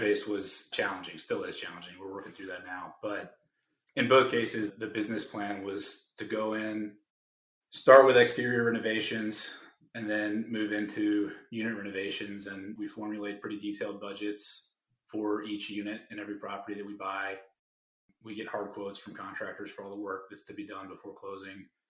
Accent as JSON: {"language": "English", "town": "Raleigh", "region": "North Carolina", "country": "United States", "said": "I'm from Raleigh, and we have our networks in those states."}